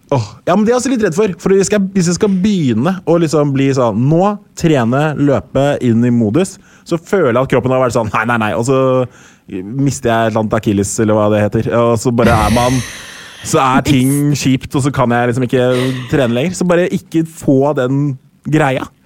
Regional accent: Norway; also born or lived in United States; jeg ble født i USA. Og så Seks uker etter jeg ble født, så eh, dro jeg til Norge

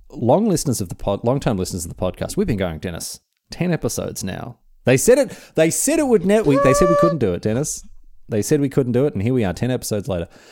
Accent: Australia; being Australian

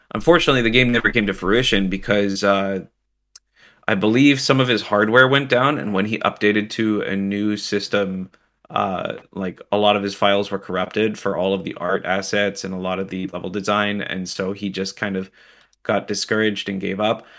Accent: Canada; I'm Canadian

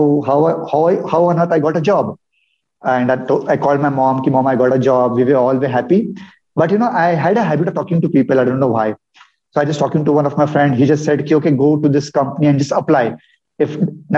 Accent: a town in Maharashtra, India; now in Pune, India; I come from a town in Maharashtra, in India. wherein I did my schooling, my graduation. And my childhood was pretty awesome

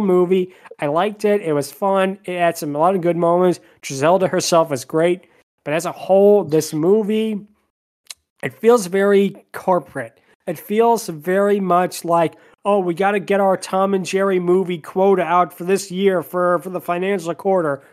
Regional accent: Spain; I'm from Spain.

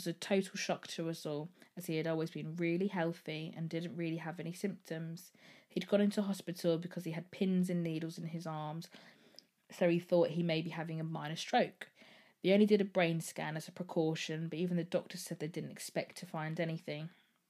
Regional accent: Birmingham, West Midlands, United Kingdom; I'm 26 and I'm from Birmingham.

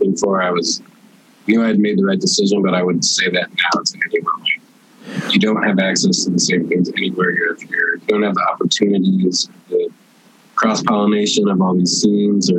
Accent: St. Louis, Missouri, United States; moved away as an adult; now in Chicago, United States; I grew up in St. Louis

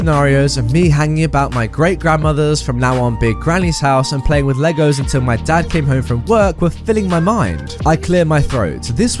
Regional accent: Wichita, Kansas, United States; and I moved to Texas. The setting of this story is in my hometown of Wichita, Kansas.

